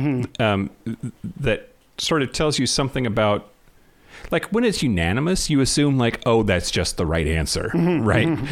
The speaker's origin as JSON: {"language": "English", "region": "Eastern Washington", "country": "United States", "tie": "born or raised there", "said": "Growing up in Eastern Washington, it is red, red, red"}